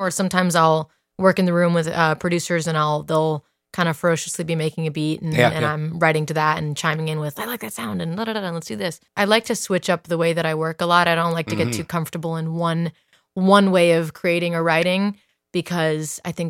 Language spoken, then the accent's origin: English; Dublin, Leinster, Ireland; also born or lived in Italy; I grew up mostly in Ireland. I lived in the countryside. Riverside, went to school in Dublin, and was raised there, and then grew up partly in Italy. I am Italian.